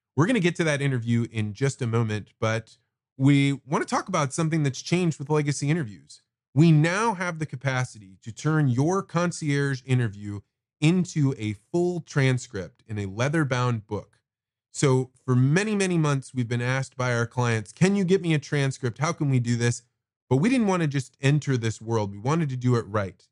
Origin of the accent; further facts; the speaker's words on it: central Illinois, United States; my hometown, small town, central Illinois